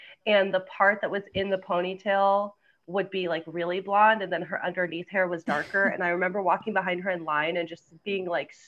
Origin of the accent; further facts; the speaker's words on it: Savannah, Georgia, United States; moved away; I grew up in Georgia, in Savannah, Georgia